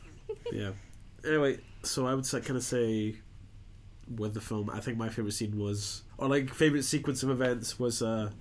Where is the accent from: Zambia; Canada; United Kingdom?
United Kingdom; Scotland; we're all three of us are Scottish.